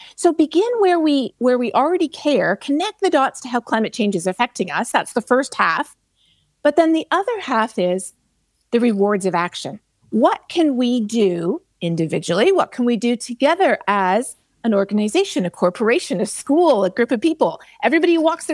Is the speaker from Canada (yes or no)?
yes; Canada; now in Texas, United States; I'm a Canadian and I live in Texas